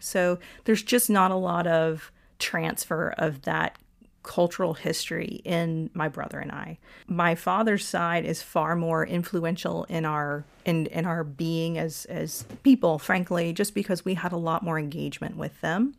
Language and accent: English; Lawrenceville, Georgia, United States; also born or lived in Atlanta, Georgia / Virginia; now in Florida, United States; I was born in Atlanta, Georgia, and grew up in a town called Lawrenceville, Georgia